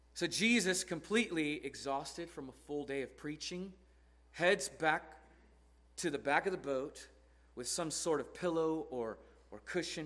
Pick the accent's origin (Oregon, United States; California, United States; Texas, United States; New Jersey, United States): Oregon, United States; Portland; I'm from Portland, Oregon, where it's always raining